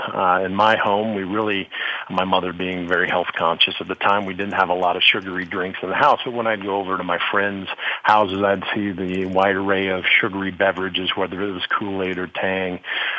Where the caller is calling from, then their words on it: Bloomington, Indiana, United States; I'm calling today from Bloomington, Indiana